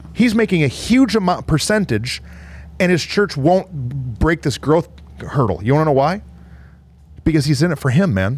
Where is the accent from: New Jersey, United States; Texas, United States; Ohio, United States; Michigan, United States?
Michigan, United States; I'm from Michigan